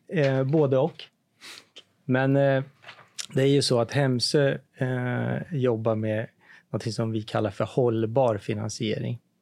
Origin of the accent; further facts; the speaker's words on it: Ektorp, Stockholm County, Sweden; jag är född i Ektorp